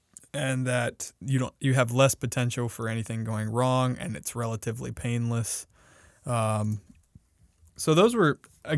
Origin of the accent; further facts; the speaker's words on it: South Carolina, United States; So we're both from South Carolina.